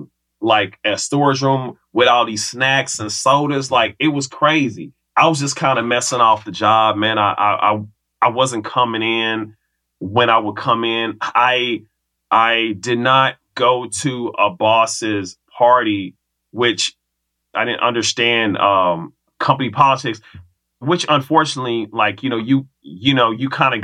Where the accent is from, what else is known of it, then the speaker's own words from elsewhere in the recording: Kansas City, Missouri, United States; moved away as an adult; also born or lived in the western US; 3 years of coming back to KC from college, I was like, all right, you know what? I got to get up out of here. So that was my window to leave Kansas City